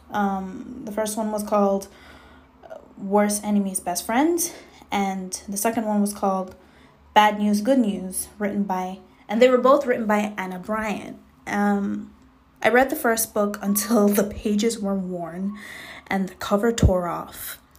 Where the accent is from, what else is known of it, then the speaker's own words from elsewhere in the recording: Jamaica; now in United States; I was raised in Jamaica, West Indies. So I did go to school in the States um, t- uh, for a very small amount of time.